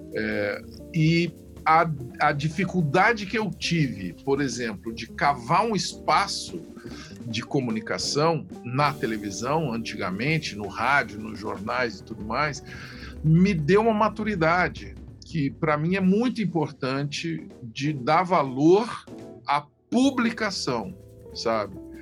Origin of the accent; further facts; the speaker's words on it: Ituverava, São Paulo, Brazil; eu sou um cara que tenho raízes no interior do Brasil, é, mais especificamente no interior de São Paulo, em Ituverava